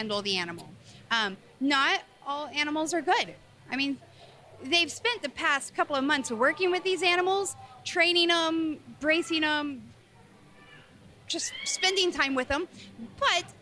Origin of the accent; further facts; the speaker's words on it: Missouri, United States; now in Colorado, United States; I grew up in Missouri